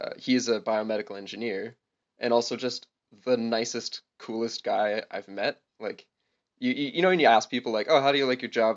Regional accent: Guelph, Ontario, Canada; also born or lived in Hamilton, Canada; my hometown of Guelph

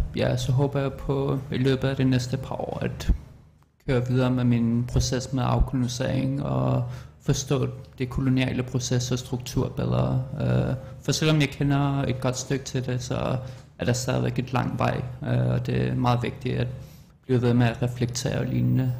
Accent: Greenland; also born or lived in Amsterdam, Netherlands; now in Denmark; jeg er fra Nunakbut, og jeg siger, at jeg er Inuk

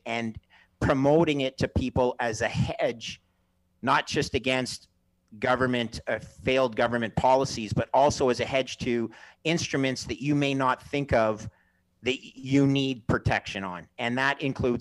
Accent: Canada; also born or lived in Montreal, Canada; I'm Canadian.

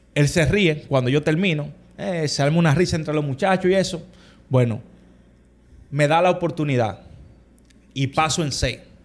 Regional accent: Santo Domingo, Dominican Republic; nosotros todos los hermanos somos criados aquí en Santo Domingo.

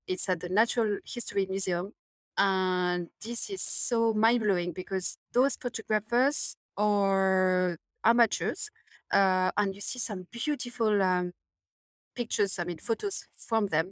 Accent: Paris, Île-de-France, France; now in London, United Kingdom; I'm from Paris, I, I, I was, you know, raised in, in a city

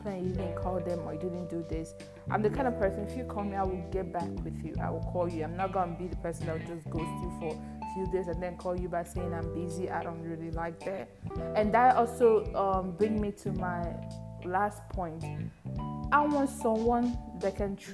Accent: Nigeria; English is a second language; I'm from Nigeria, by the way, precisely Igbo Queen

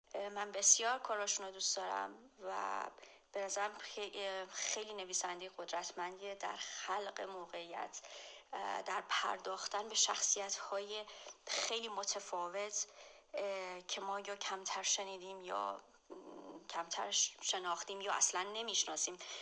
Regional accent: Iran; moved away as an adult; از ایران مهاجرت کردم

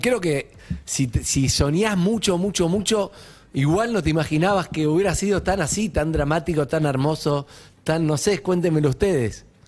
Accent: Argentina

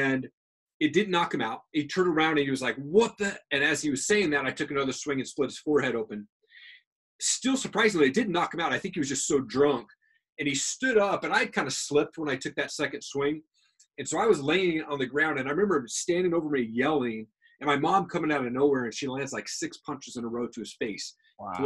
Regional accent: Tri-Cities, Washington, United States; now in Coeur d'Alene, United States; I'm originally from Tri-Cities, Washington, which is probably about 2.5 hours from here. And I grew up in this house

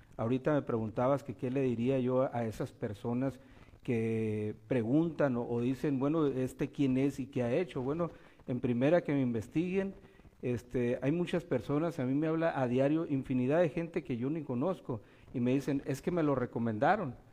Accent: Baja California Sur, Mexico; also born or lived in Durango / Mazatlán; Yo me crié aquí en, Baja California Sur. Mi papá y mamá nos trajo, nacimos en Durango

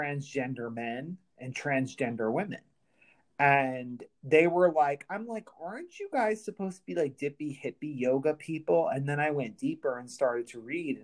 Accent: United States; I'm American

